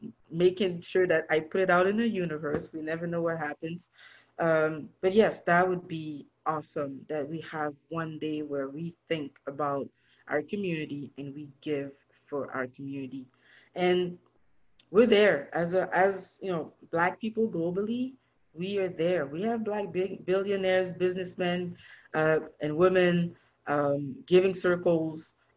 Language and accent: English; Toronto, Ontario, Canada; But listen, I'm from Canada. I'm from Toronto.